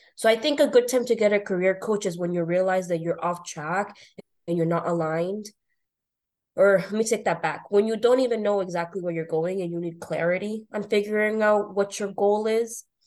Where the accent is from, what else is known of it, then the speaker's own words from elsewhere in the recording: North Shore, Boston area, Massachusetts, United States; I grew up in the North Shore, Boston area went to school here, high school.